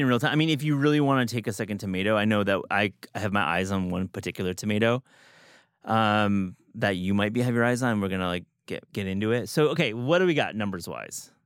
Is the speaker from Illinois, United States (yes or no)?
no; Midwest, Michigan, United States; moved away; Midwest, when I was growing up, we have a strawberry season